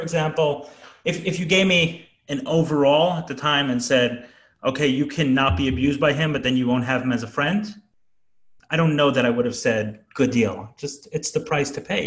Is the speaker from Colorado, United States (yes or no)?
no; New York City, New York, United States; I grew up in Brooklyn